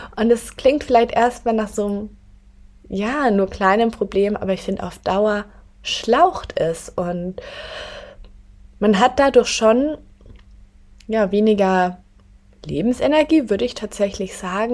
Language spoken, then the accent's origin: German; near Augsburg, Bavaria, Germany; moved away as an adult; now in Berlin, Germany; ich komme ja ursprünglich aus Bayern, aus der Nähe von Augsburg und bin dann knapp vor zwei Jahren nach Berlin gezogen.